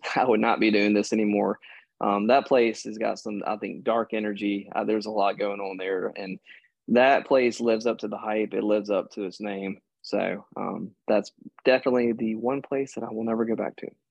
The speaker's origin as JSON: {"language": "English", "region": "Mississippi", "country": "United States", "tie": "born or raised there", "said": "I grew up in Mississippi"}